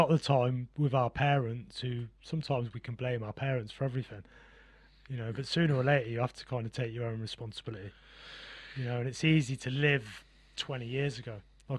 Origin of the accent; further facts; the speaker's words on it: Gosport, South East England, United Kingdom; born there; So I was born in Gosport. I was actually born down on a Navy base.